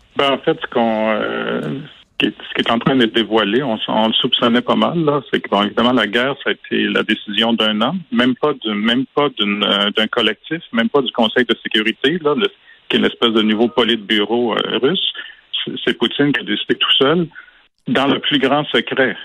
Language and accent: French; Quebec, Canada; j'ai grandi au Québec